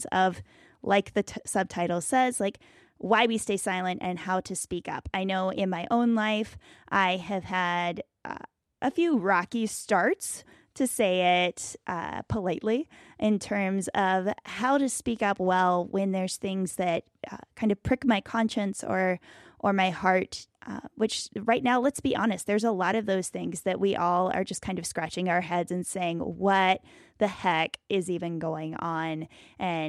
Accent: Bluefield, West Virginia, United States; Pastor Travis there in my hometown of Bluefield, West Virginia

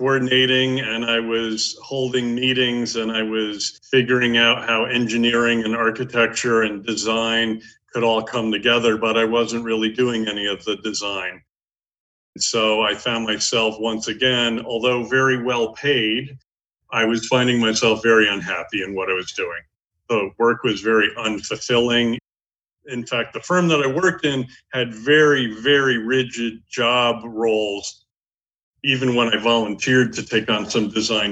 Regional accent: New England, United States; also born or lived in New York metro area; now in Cape Cod, United States; I am originally from New England

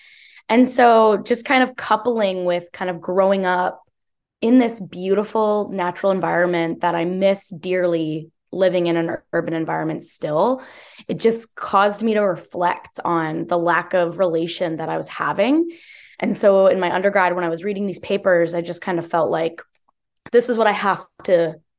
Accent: Sudbury, Ontario, Canada; also born or lived in Queensville, Ontario; Yeah, I grew up on Robson-Huron Treaty territory, which is Northern Ontario in so-called Sudbury. I was born and raised there and then kind of slowly made my way to Queensville, Ontario

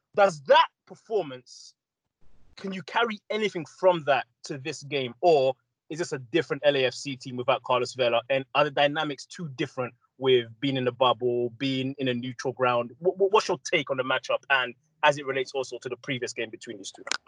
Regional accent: England, United Kingdom; I grew up in England where Liverpool was always a big club

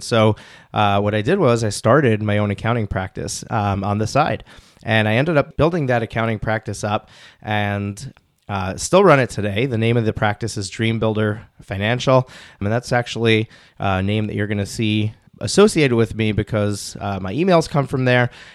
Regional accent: Rockland County, New York, United States; born or raised there

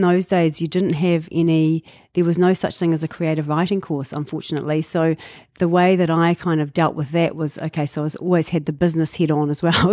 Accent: Dunedin, Otago, New Zealand; moved away as an adult; now in Auckland, New Zealand; I was born in Dunedin

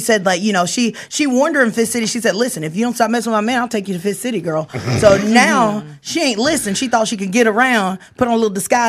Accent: Mississippi, United States; we just want to share our stories of growing up in Mississippi and all the things.

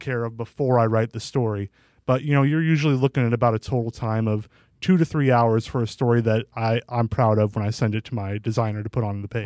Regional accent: Bettendorf, Iowa, United States; moved away as an adult; also born or lived in Davenport / Muscatine; now in Parkersburg, United States; I'm from Bettendorf

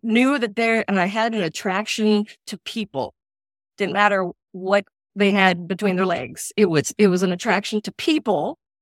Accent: Indianapolis, Indiana, United States; moved away as an adult; also born or lived in Eastern Kentucky; I was born and raised in Indianapolis, and then for college, I moved to Eastern Kentucky

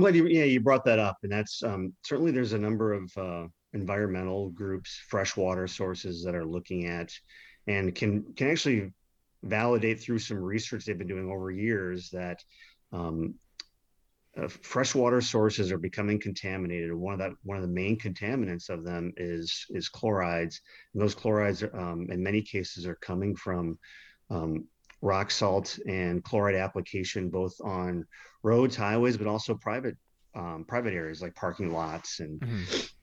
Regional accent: Milwaukee, Wisconsin, United States; my hometown, Milwaukee

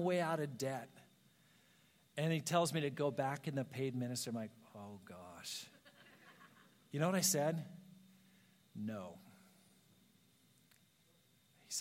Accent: Ashland, Oregon, United States; moved away; I planted a church in Ashland, Oregon. That's my hometown

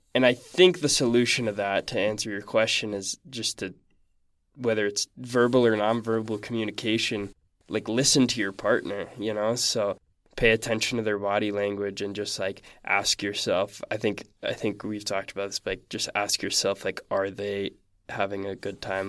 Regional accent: Salt Lake City, Utah, United States; I'm from Salt Lake City

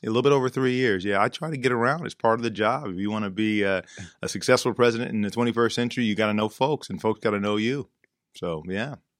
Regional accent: Texas, United States; now in Pittsburgh, United States; in my home state of Texas

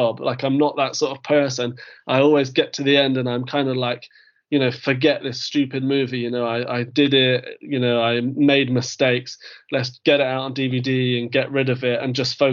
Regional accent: United Kingdom; I am British

